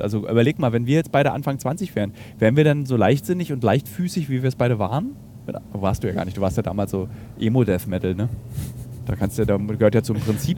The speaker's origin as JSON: {"language": "German", "country": "Germany", "said": "Ich bin Deutscher, beziehungsweise ich bin Europäer. Äh, und äh, dann eben aus Deutschland"}